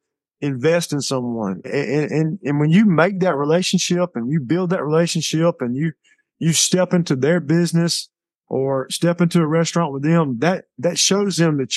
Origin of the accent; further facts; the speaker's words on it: Bleckley County, Georgia, United States; I'm from here, you know, and it's been very rewarding for me because this is my hometown